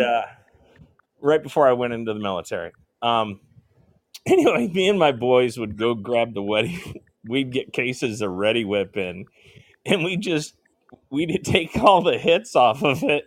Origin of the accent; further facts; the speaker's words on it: northern Indiana, United States; also born or lived in Fort Walton Beach, Florida; I'm in Fort Wayne, Indiana right now. This I'm from Mm. northern northern Indiana